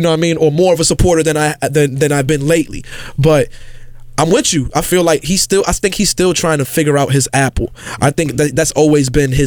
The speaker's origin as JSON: {"language": "English", "town": "New York City", "region": "New York", "country": "United States", "tie": "born or raised there", "said": "I grew up in the South Bronx"}